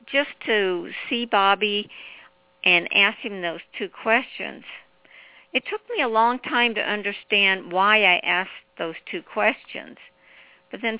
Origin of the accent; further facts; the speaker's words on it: Cape Girardeau, Missouri, United States; moved away; my hometown of Cape Girardeau